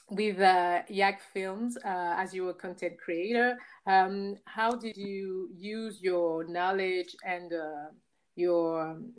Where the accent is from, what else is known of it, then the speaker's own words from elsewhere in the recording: France; English is a second language; on paper I'm French. I got Congolese origins.